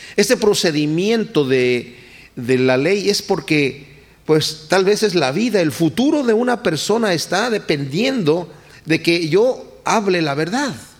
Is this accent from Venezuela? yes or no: no; Mexico; Yo todavía crecí en un momento en México donde la palabra de una persona valía